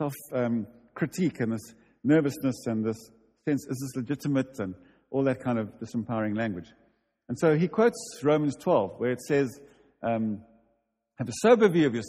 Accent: United Kingdom; We'll make it. We're British. Calm down.

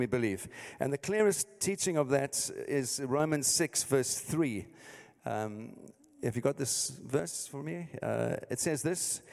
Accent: London, United Kingdom; moved away; as you can hear from my accent, I'm not from here, I'm from the south, South London.

